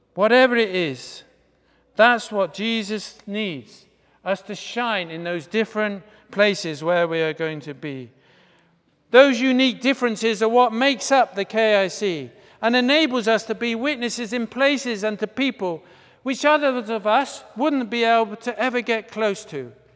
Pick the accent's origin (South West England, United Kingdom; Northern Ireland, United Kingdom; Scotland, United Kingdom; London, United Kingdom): South West England, United Kingdom; Bath; my hometown in, hometown of Bath in the U K